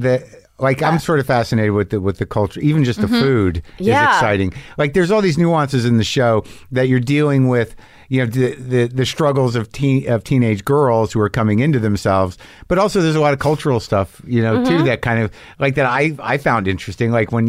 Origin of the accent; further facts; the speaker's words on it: Southwest, United States; I grew up in the Southwest, and there was Icy's.